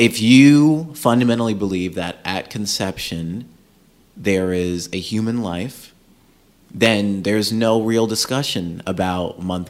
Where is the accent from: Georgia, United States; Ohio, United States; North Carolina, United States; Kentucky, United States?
Georgia, United States; now in California, United States; we're from Georgia.